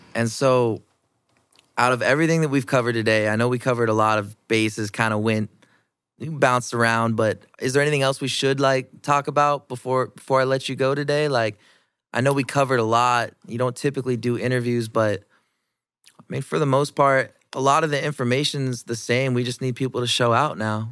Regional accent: Iowa, United States; I've been born and raised in Iowa

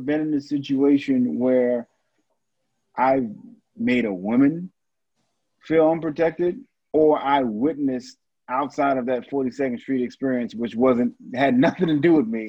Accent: New York City, New York, United States; growing up in New York

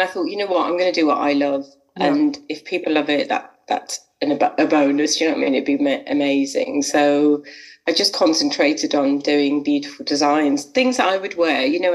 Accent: Liverpool, North West England, United Kingdom; also born or lived in Manchester; I'm from Liverpool

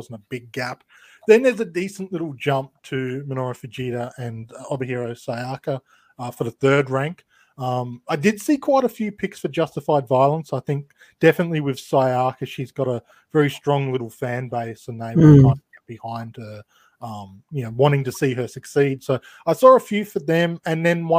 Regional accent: Australia; being an Australian

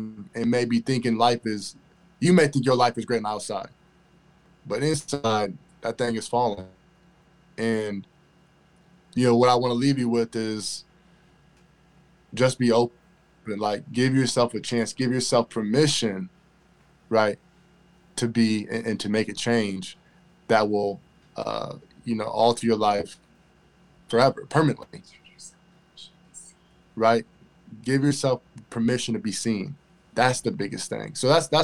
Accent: Elkhart, Indiana, United States; I'm originally from Elkhart, Indiana, which is right down the street from South Bend

